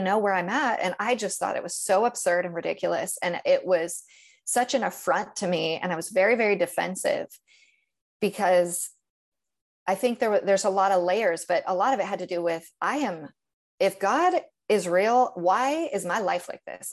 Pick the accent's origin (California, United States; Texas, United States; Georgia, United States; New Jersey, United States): California, United States; Northern; now in Tennessee, United States; I grew up in Northern California, which is a, it's an easy place